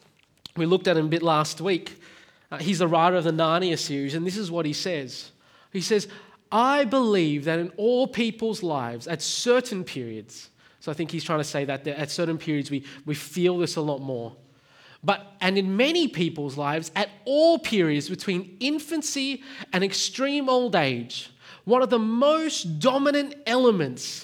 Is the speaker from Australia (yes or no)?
yes; Australia; accent: Australian; I am Australian. I was born here. I was raised here